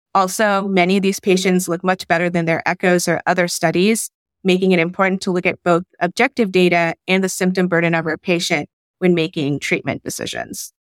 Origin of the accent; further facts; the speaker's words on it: Raleigh, North Carolina, United States; also born or lived in Bangladesh; I'm from Raleigh by way of Bangladesh